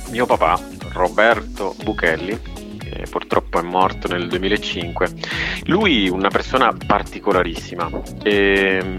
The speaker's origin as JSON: {"language": "Italian", "town": "Cali", "region": "Valle del Cauca", "country": "Colombia", "tie": "born or raised there", "said": "e, e, cresco negli anni 80-90 e poi nasco in una città molto molto particolare che è Cali."}